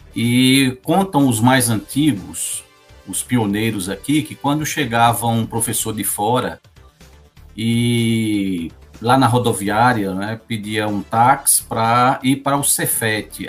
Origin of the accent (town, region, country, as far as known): Paulo Afonso, Bahia, Brazil; born or raised there; also born or lived in Arcoverde, Pernambuco; now in Vitória da Conquista, Brazil